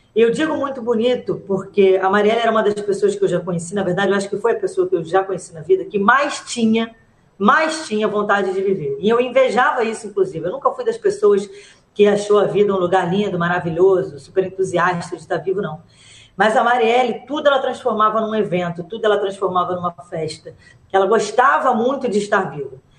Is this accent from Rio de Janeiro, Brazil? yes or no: yes; Rio de Janeiro, Brazil; Eu fui criada na, na Maré